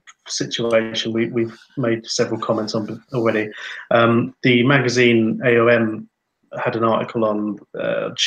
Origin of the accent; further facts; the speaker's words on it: England, United Kingdom; now in Finland; me being an Englishman who remembers the cup finals of the 80s and 90s over here